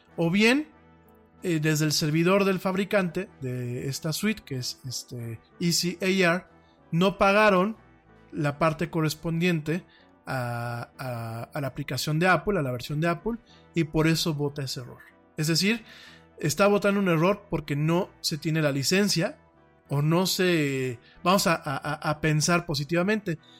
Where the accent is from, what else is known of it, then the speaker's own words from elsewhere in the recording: Mexico; mi país